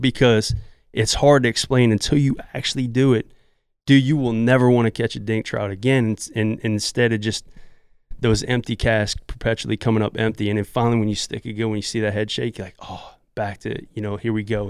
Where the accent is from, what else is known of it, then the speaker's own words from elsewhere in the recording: Southeast Louisiana, United States; I'm from Southeast Louisiana, and I grew up with my dad, who's a great trout fishermen